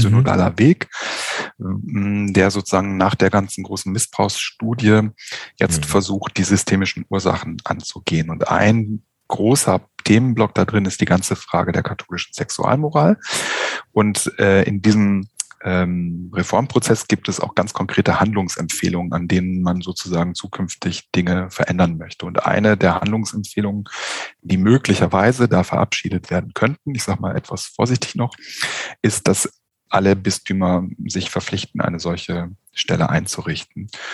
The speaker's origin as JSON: {"language": "German", "country": "Germany", "said": "hier bei uns in Deutschland"}